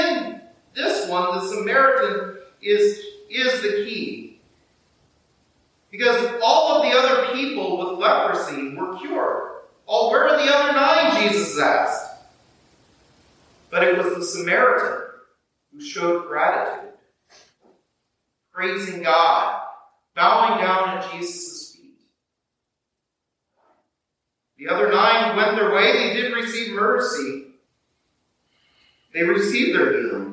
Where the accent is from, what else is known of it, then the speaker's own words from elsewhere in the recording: southern Kansas, United States; moved away as an adult; also born or lived in Wisconsin; now in Burlington, United States; when I grew up in southern Kansas, and I grew up about 20 miles from Oklahoma.